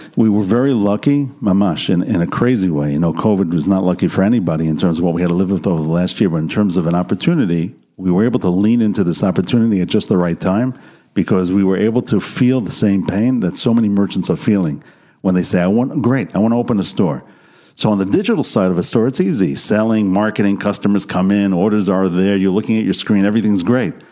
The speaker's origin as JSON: {"language": "English", "country": "United States", "moved": "yes", "lives_now": "Israel", "said": "as an American coming into this country"}